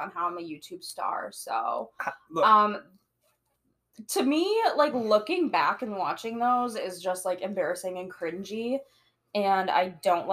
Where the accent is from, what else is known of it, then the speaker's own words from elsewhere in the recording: Wisconsin, United States; moved away as an adult; also born or lived in Minneapolis, Minnesota; I was also born and raised in Wisconsin